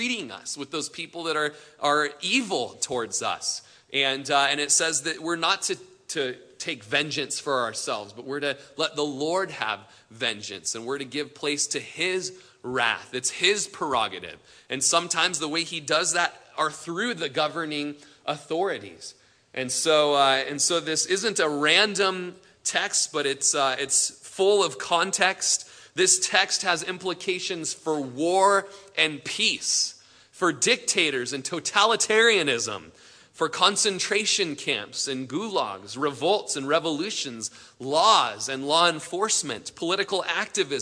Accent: Klamath Falls, Oregon, United States; In Klamath Falls, my hometown, was just there yesterday

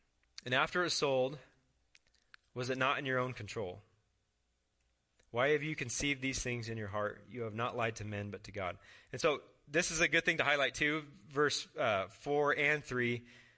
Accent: Mitchell, United States; When I was in like fifth grade, I grew up in Mitchell, and I had a Red Ryder BB gun.

